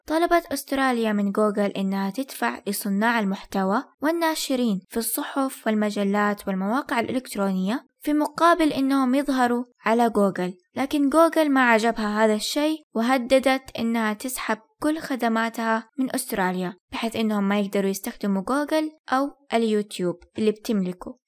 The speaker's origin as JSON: {"language": "Arabic", "country": "Saudi Arabia", "said": "عندنا في السعودية"}